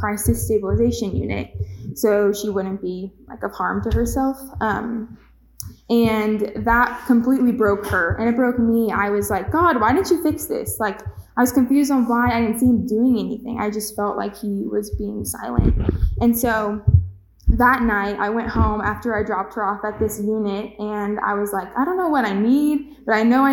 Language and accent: English; Kansas City, United States; also born or lived in Manhattan, Kansas; I grew up in Kansas City my whole life